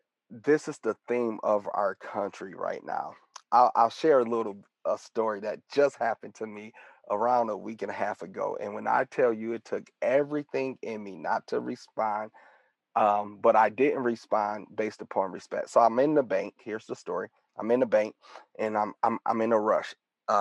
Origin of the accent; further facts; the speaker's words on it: Detroit, Michigan, United States; we grew up together, a childhood friend, and born and raised in Detroit, Michigan